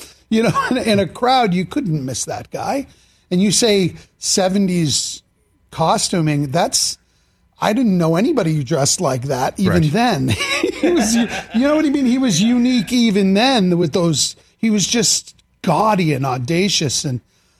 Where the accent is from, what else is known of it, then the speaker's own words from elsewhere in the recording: Boston, Massachusetts, United States; I grew up in Boston